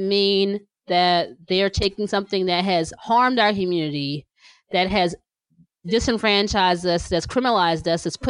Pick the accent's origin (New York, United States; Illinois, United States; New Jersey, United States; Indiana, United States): New Jersey, United States; now in Pennsylvania, United States; I'm from Jersey